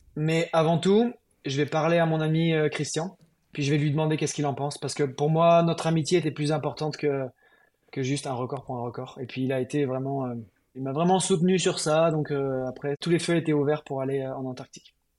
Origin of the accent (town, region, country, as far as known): France